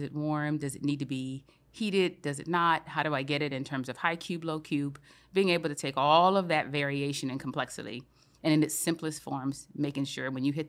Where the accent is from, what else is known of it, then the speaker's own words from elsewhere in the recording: Louisiana, United States; moved away as an adult; also born or lived in Milwaukee / Switzerland / London / Arkansas; I grew up in Louisiana.